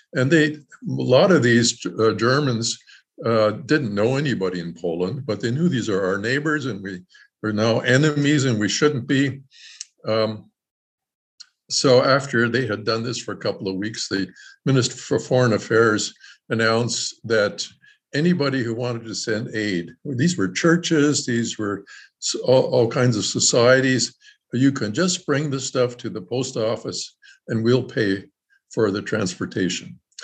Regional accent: Canada; now in Elkhart, United States; I was born in Canada

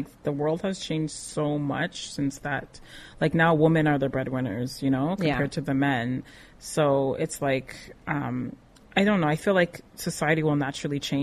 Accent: Canada; also born or lived in Nigeria; I'm Canadian born, but I have West African parents

